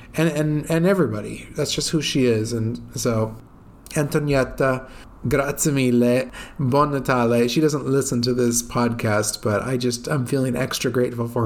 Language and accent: English; United States; moved away as an adult; now in Italy; it's my home country